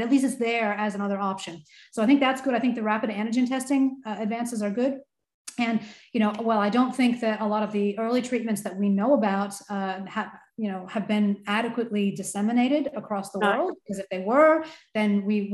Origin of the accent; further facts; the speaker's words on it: United States; as an American myself